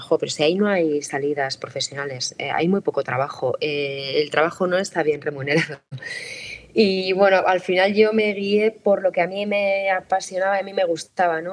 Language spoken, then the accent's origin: Spanish; San Sebastián, Basque Country, Spain; yo soy periodista de Donosti y escritora